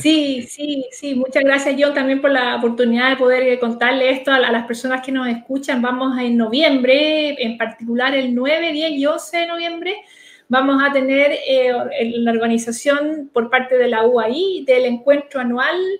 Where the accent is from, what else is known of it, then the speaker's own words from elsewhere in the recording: Chile; como sociedad chilena estoy hablando de que no nos quedemos atrás